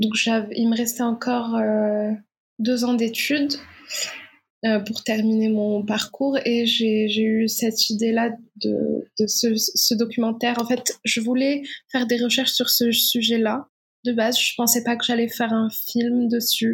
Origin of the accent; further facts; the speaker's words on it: Morocco; moved away as an adult; réalisatrice marocaine. Donc, je je suis née, j'ai vécu au Maroc jusqu'à ma majorité